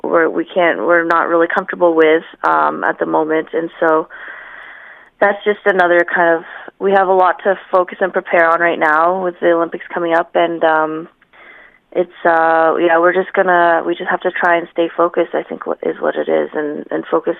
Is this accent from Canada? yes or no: yes; Canada; moved away as an adult; now in South Korea; I was born and raised in Canada